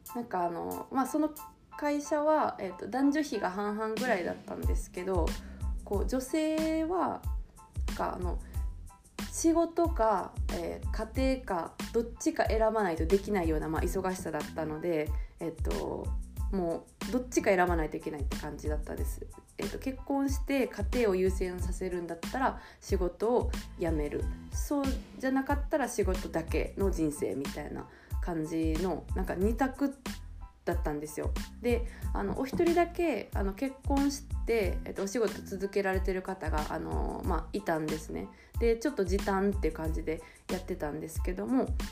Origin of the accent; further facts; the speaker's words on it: Osaka, Japan; 私は大阪出身で、あの、市内ではなかったんですけど